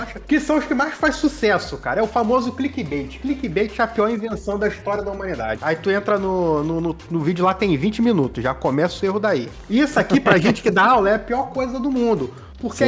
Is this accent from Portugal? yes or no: no; Brazil; eu posso pedir cidadania italiana, né? E ser é o bra... É. ítalo brasileiro, porque o meu avô não nasceu da Itália, mas ele é filho de italiano e por isso, além de brasileiro, italiano